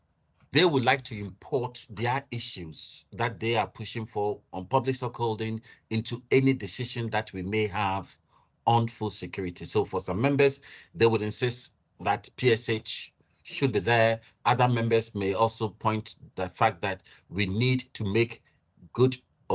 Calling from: Nigeria; I'm speaking from Nigeria, so okay, great.

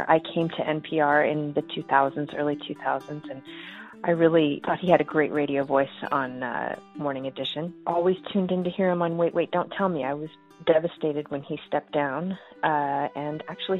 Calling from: Kirkland, Washington, United States; I'm calling from Kirkland, Washington.

